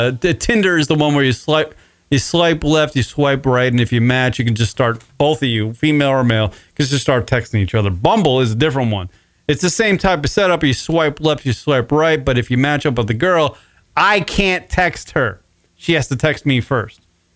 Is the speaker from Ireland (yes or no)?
yes; Ireland; Because that's what I have to do at my size and my age. I'm Irish.